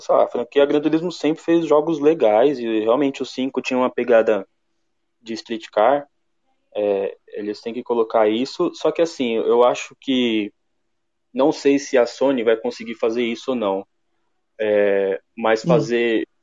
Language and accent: Portuguese; São Paulo, Brazil; eu sou da Zona Leste de São Paulo